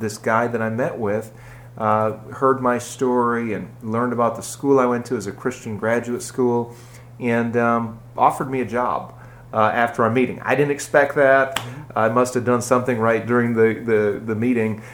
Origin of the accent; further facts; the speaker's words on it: Green Bay, Wisconsin, United States; accent: Wisconsin; moved away as an adult; also born or lived in Hopkinsville, Kentucky / Cadiz, Kentucky; now in Kentucky, United States; I grew up in Green Bay